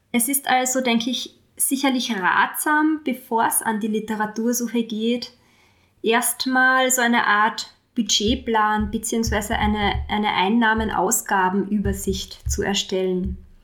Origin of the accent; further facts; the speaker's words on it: Austria; hier bei uns in Österreich